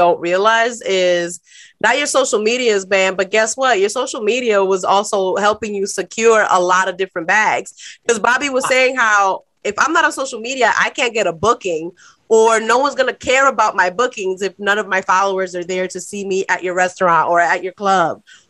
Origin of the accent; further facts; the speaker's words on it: New York City, New York, United States; moved away as an adult; growing up in New York City